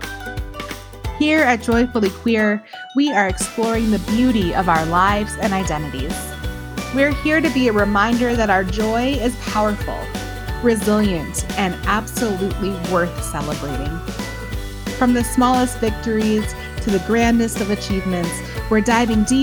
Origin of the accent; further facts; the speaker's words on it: Michigan, United States; moved away as an adult; also born or lived in Kansas City; now in New Mexico, United States; I grew up in Michigan and then lived in Kansas City.